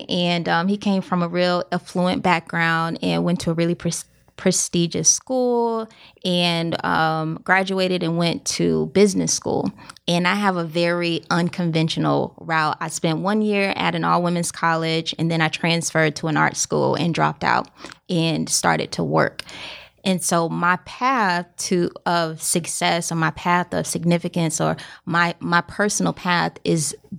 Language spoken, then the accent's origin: English; Columbia, South Carolina, United States; So I grew up in South Carolina. Country girl, Columbia, okay. Broad River.